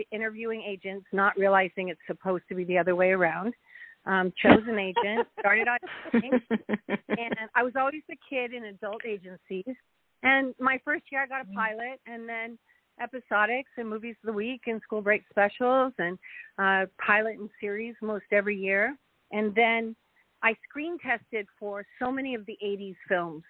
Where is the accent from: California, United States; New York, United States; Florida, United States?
California, United States; San Francisco; also born or lived in Los Angeles; I grew up in San Francisco